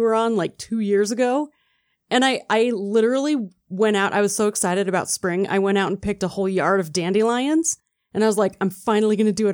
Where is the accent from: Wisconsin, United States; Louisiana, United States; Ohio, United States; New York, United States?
Wisconsin, United States; now in Utah, United States; I grew up in Wisconsin